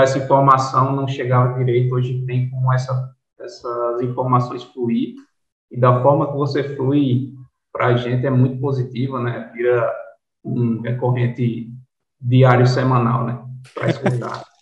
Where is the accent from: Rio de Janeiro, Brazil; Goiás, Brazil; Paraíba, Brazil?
Paraíba, Brazil; Patos; moved away as an adult; also born or lived in Recife, Pernambuco / Campinas; now in João Pessoa, Brazil; Eu sou pernambucano, nasci em Recife, só que me considero paraibano, que eu fui pequenininho para Patos, que é o interior da Paraíba.